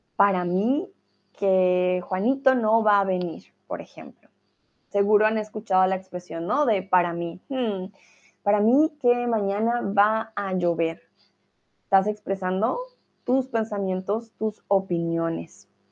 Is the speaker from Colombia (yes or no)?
yes; Colombia; now in Hamburg, Germany; soy, bueno, de Colombia